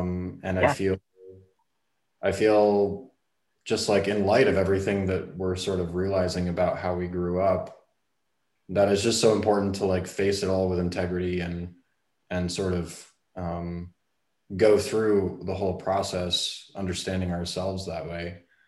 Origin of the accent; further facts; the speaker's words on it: Brooklyn, New York, United States; born there; So I was born 1986 in January. In Brooklyn, New York.